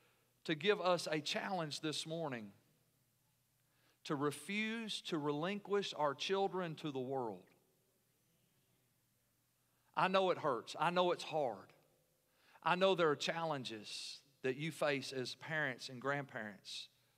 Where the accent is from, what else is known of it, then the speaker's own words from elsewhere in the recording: United States; as American Christians